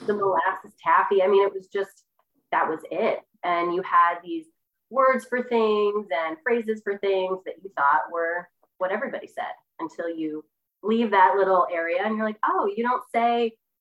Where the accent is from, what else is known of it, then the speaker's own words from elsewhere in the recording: Sanford, Maine, United States; Sanford, Maine. Grew up, born and raised Sanford, Maine.